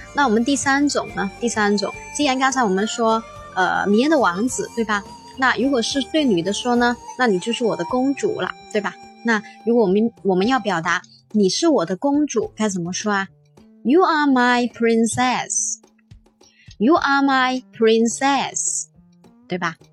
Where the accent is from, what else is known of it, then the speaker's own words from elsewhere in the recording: Guangzhou, Guangdong, China; accent: Cantonese-tinged Mandarin; 老师呢是广东人，啊，我是广州人，所以呢，可能呢我说话的时候呢，呃，就是说会带一点粤语的那种感觉